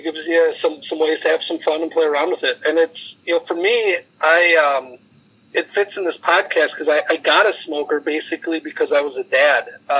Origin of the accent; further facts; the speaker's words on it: West Bend, Wisconsin, United States; I grew up in West Bend, 20 minutes north of here.